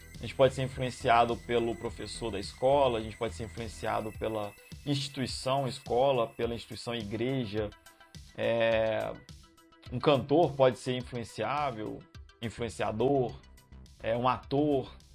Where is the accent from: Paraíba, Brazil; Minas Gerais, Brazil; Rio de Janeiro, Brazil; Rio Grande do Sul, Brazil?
Minas Gerais, Brazil; Juiz de Fora; moved away; da minha terra natal, Juiz de Fora